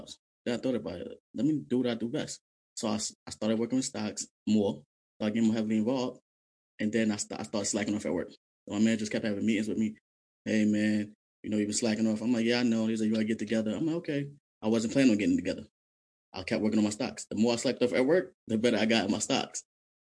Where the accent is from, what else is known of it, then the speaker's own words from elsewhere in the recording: New York City, New York, United States; I'm originally from Brooklyn, New York